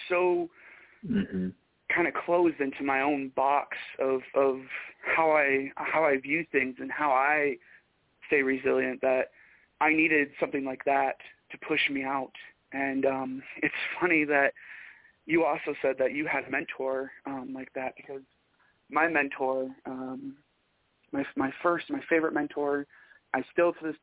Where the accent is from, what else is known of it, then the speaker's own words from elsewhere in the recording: Michigan, United States; moved away; I'm from Michigan